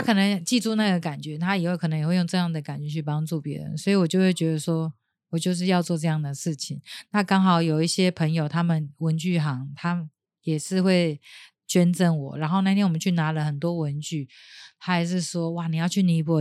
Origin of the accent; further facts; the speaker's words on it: Taiwan; 我会很以我是台湾人为荣